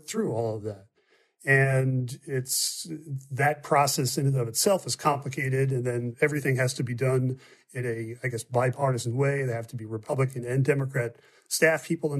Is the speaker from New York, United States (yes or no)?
yes; Long Island, Nassau County, New York, United States; I'm from Long Island. I grew up out there, went to school out there, worked out there for a number of years